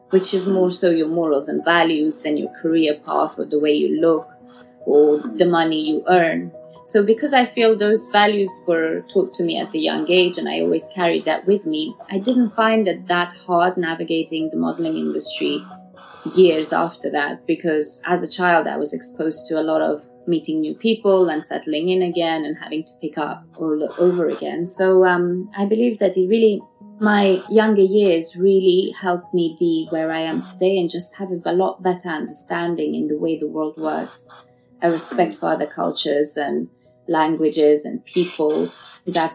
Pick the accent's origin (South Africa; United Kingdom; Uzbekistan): Uzbekistan; born there; So I was born in Russia, Uzbekistan to be precise, but at that time it was part of the USSR and counted as Russia. And um, then we tried to go back to Afghanistan.